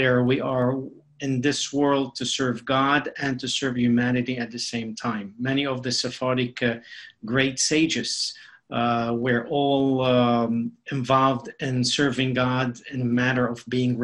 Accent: Mexico City, Mexico; English is a second language; moved away as an adult; also born or lived in Beirut, Lebanon; now in United States; being born in Lebanon, in Beirut, Lebanon, and then growing up in Mexico City

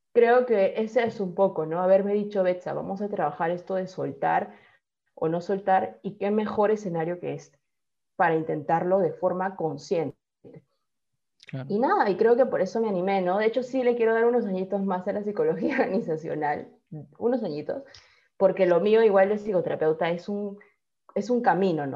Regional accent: Peru; tú ya siendo peruano

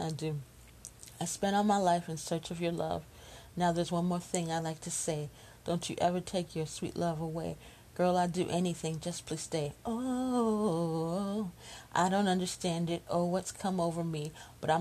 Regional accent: Chicago, Illinois, United States; I'm just a Chicago girl. So I grew up in Chicago

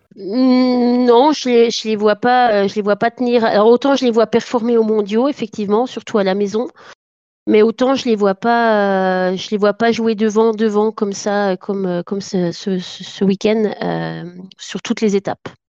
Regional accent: France; now in Norway; je suis française

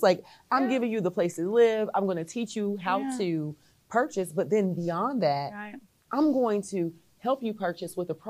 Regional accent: Fayetteville, North Carolina, United States; I'm from Fayetteville, North Carolina.

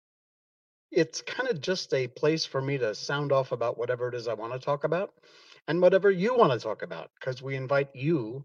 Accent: Connecticut, United States; moved away as an adult; also born or lived in Key West, Florida; now in Malaysia; I came from Connecticut. I lived there my entire life.

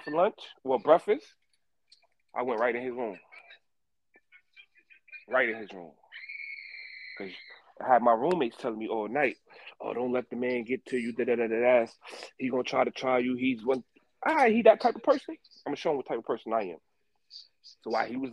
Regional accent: New York City, New York, United States; moved away as an adult; also born or lived in Greenville, South Carolina; I'm from Brooklyn

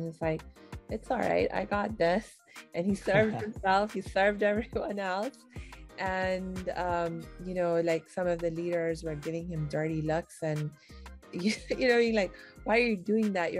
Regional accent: India; I'm Indian

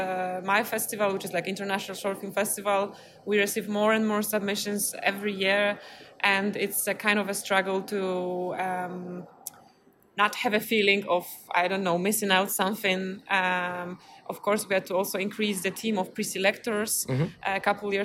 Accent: Poznań, Greater Poland, Poland; I come from Poznań, Poland

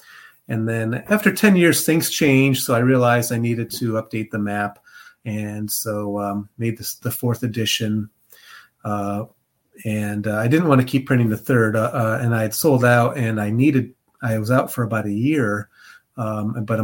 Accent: Illinois, United States; moved away as an adult; now in Cincinnati, United States; I grew up in Illinois, but I've been in Ohio longer than I've been in Illinois. So I've been in Ohio for over 30 years now.

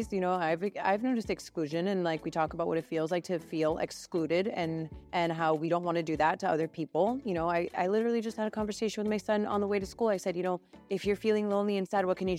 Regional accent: Miami, Florida, United States; I was born and raised here in Miami

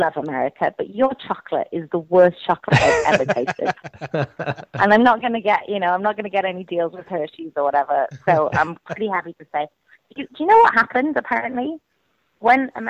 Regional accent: Wales, United Kingdom; I'm Welsh

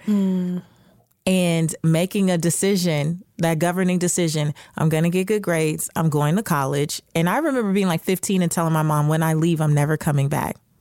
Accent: Los Angeles, California, United States; I remember growing up in South Central Los Angeles in not the best neighborhood.

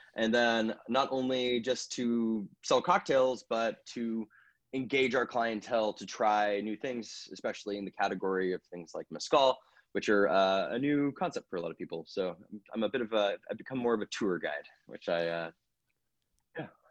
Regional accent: Napa, California, United States; moved away as an adult; also born or lived in Los Angeles; I grew up in Napa

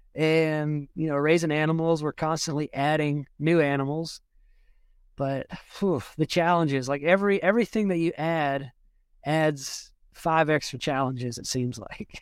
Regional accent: South Georgia, United States; moved away as an adult; now in Burkesville, Kentucky, United States; where I grew up in Georgia, I, I didn't live in the prettiest part of the state

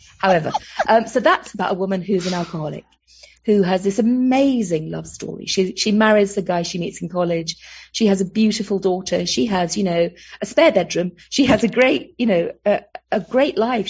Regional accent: London, United Kingdom; accent: Cockney; moved away; I'm a Londoner who grew up on the Isle of Dogs in East London

